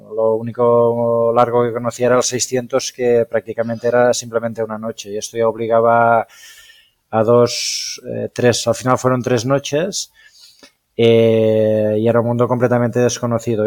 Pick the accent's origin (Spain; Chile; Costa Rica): Spain; yo soy nacido en Trem, que es el pueblo donde ejerzo de médico